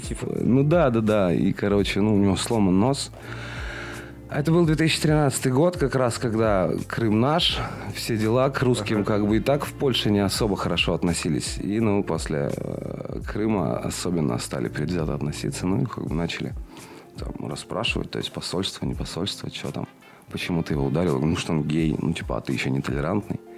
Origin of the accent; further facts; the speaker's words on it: Chernushka, Perm Krai, Russia; moved away as an adult; also born or lived in Kaliningrad / Poland; now in Perm, Russia; Родился в Чернушке, э, в городе ф, не, не очень приятном.